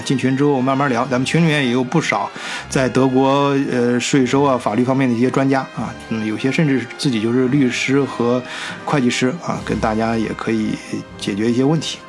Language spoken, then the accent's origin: Chinese; China; 身为中国人吧